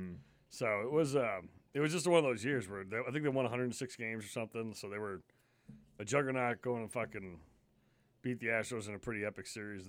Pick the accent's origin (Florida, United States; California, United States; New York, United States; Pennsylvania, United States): New York, United States; See, I was lucky growing up in New York. I got Yankees and Mets games.